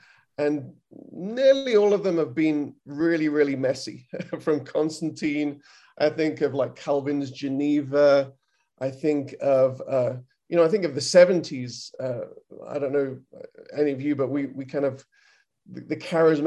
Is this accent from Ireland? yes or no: no; United Kingdom; now in United States; I'm British, I'm in America